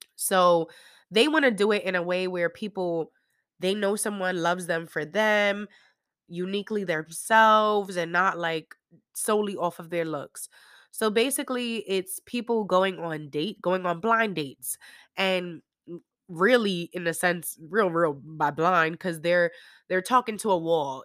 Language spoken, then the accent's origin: English; New York, United States; moved away; I'm still from New York